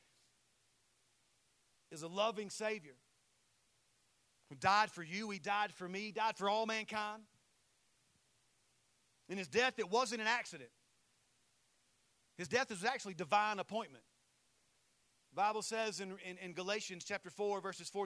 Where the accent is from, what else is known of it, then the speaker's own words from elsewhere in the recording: Saluda, South Carolina, United States; my hometown of Saluda, South Carolina